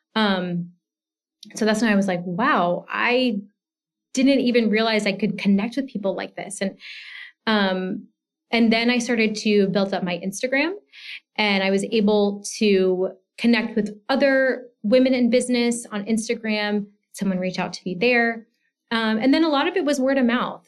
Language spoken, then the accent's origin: English; Georgia, United States; moved away as an adult; also born or lived in Washington, D.C. area; I grew up in Georgia and I went to the University of Georgia